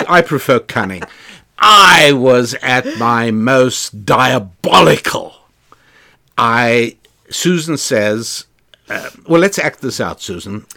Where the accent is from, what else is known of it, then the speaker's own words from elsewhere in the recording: South Africa; moved away; when I was growing up in South Africa